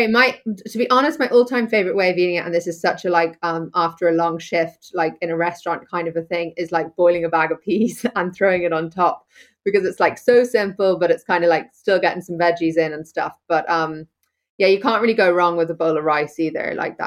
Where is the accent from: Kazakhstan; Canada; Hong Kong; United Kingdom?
Hong Kong; now in Connemara, Ireland; I was born over in Hong Kong, as you say, and had this kind of two worlds where I grew. I spent my summers on the west coast of Ireland, here in Connemara, picking blackberries and winkles and being in rock pools, and then spent my school years and kind of all the rest of my time in a really busy Hong Kong